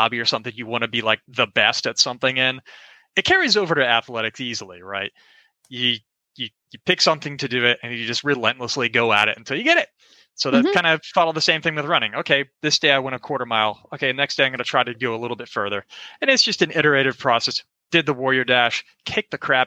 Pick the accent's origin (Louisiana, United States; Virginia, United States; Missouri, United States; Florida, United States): Florida, United States; Orlando; So I'm from Orlando, Florida. Grew up there my whole life.